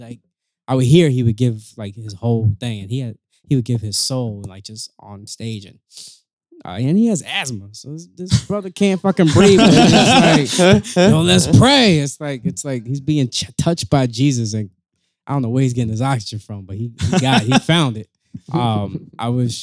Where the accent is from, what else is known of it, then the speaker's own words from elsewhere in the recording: Yonkers, New York, United States; I'm from Yonkers